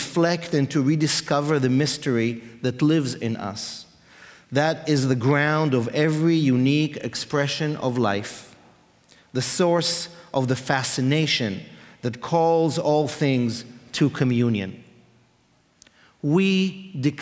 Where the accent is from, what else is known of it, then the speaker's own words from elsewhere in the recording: Israel; I grew up in Israel, in a religious home